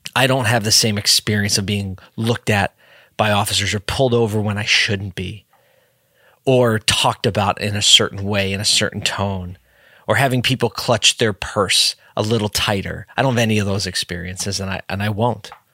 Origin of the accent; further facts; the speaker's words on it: Philadelphia, Pennsylvania, United States; my hometown city, Philadelphia